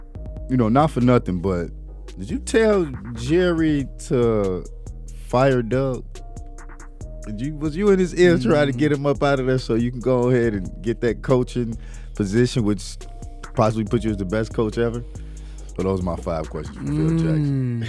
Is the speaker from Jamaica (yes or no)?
yes; Jamaica; I'm Jamaican and me.